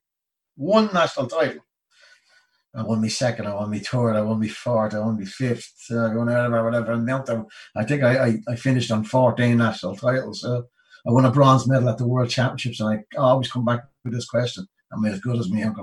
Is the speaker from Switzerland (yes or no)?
no; Dublin, Leinster, Ireland; I was born in Greenhills. I was born in the house my mother and father were living.